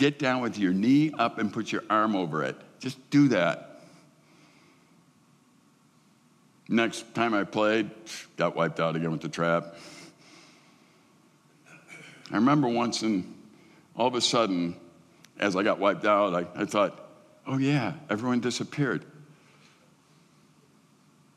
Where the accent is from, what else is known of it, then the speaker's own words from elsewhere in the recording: Midwest, United States; I'm a Midwesterner